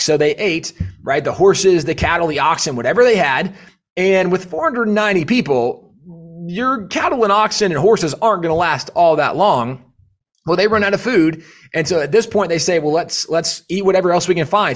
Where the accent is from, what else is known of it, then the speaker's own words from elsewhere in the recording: Texas, United States; as a Texan, Uh, we, we really have no perspective of, like, a really cold winter in Texas